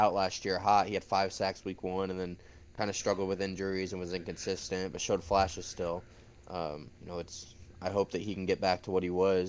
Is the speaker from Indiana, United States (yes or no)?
yes; Indiana, United States; growing up in Indiana